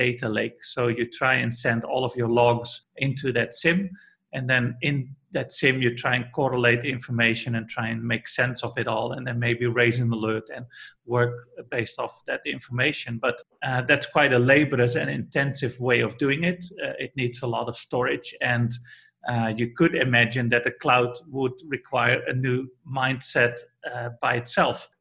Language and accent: English; Netherlands; I'm from the Netherlands, or Holland, as we like to call it